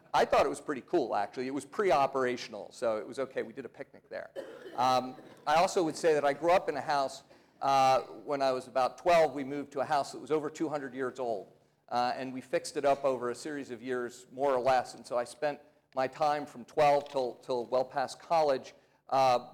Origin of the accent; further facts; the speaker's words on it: outside of Philadelphia, Pennsylvania, United States; moved away as an adult; now in Atlanta, United States; I was born outside of Philadelphia, Pennsylvania